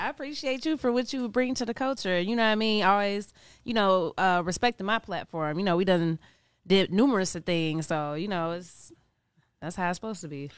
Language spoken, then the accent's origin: English; Cincinnati, Ohio, United States; also born or lived in New York; I'm from Cincinnati, Ohio. Grew up in Cincinnati, Ohio